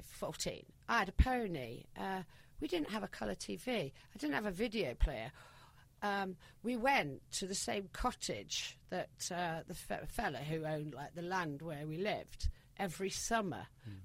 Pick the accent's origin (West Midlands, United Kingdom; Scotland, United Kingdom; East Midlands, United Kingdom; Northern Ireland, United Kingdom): East Midlands, United Kingdom; Nottinghamshire; accent: Yorkshire; moved away as an adult; also born or lived in London; now in Antibes, France; I grew up in Nottinghamshire during the miners' strike